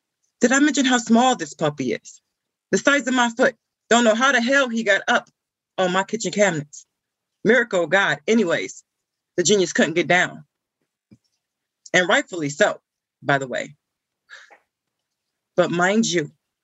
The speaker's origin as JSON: {"language": "English", "region": "Ohio", "country": "United States", "said": "I'm from Ohio"}